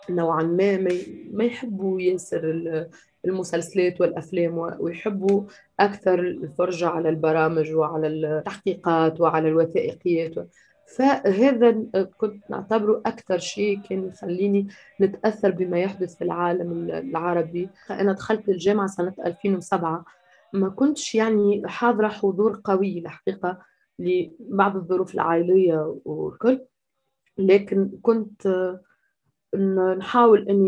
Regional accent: Sfax, Sfax Governorate, Tunisia; وشاركت آه، في كل التحركات تقريبا في مدينتي في صفاقس

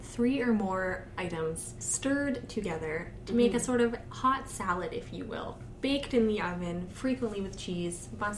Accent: Vancouver, British Columbia, Canada; now in Edmonton, Canada; I was brought up in Vancouver.

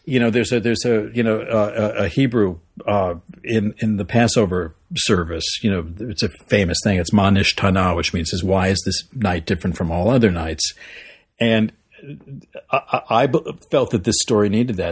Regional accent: Long Island, New York, United States; moved away as an adult; now in Los Angeles, United States; I grew up in New York. I grew up actually on Long Island

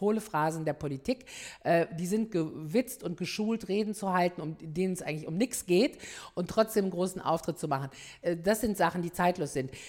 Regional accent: Ruhr area, North Rhine-Westphalia, Germany; ich komme aus dem Ruhrgebiet

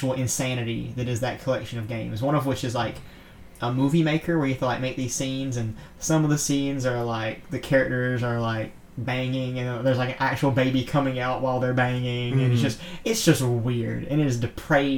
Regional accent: Georgia, United States; we are from Georgia

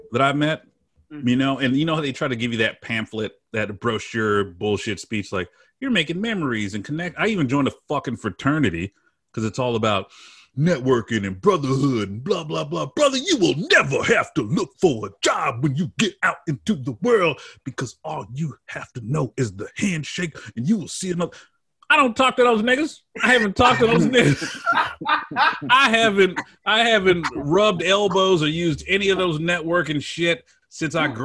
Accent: Memphis, Tennessee, United States; I'm from Memphis

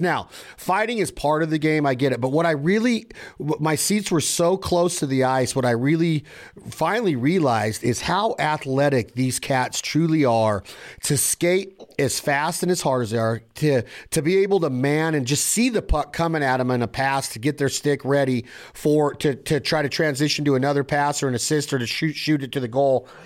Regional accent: Nevada, United States; I'm from Nevada

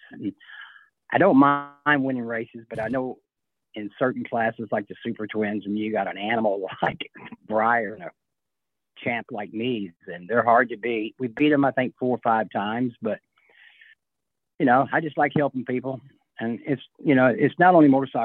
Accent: Midwest, United States; I came from the Midwest

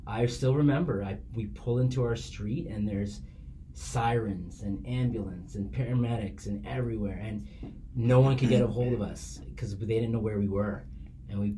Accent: Toronto, Ontario, Canada; majority of my years growing up were Malvern, which is like Nielsen Finch area

